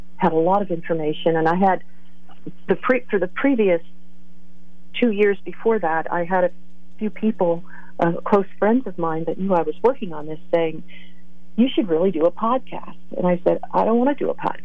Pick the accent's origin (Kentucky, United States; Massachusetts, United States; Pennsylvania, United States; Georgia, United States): Pennsylvania, United States; Northumberland; moved away as an adult; also born or lived in Virginia / Lewisburg, Pennsylvania / State College, Pennsylvania; now in West Coast, United States; I grew up in Northumberland, Pennsylvania. I was a born and raised a pine knotter